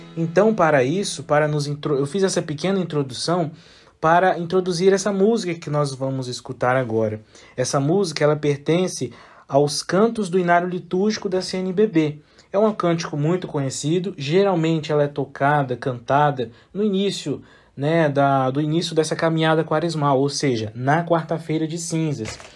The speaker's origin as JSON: {"language": "Portuguese", "town": "Linhares", "region": "Espírito Santo", "country": "Brazil", "tie": "born or raised there", "said": "Eu sou natural de Linhares, pertenço à paróquia Santa Rita"}